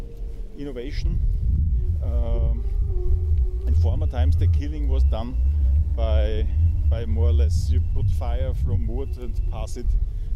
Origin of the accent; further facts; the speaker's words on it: Vienna, Austria; so I'm from Vienna